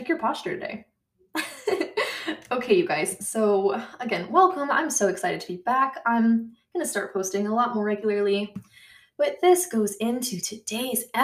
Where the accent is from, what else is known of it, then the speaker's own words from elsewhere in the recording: United States; accent: American; I'm American